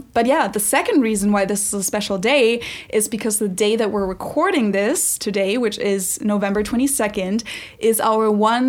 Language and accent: English; Munich, Bavaria, Germany; now in Cincinnati, United States; I'm a German from Munich, Germany, who lives in Cincinnati, Ohio.